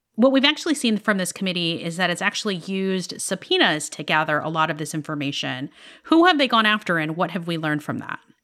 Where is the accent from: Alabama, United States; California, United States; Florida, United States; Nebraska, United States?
Florida, United States; Miami; moved away; I'm in my hometown of Miami right now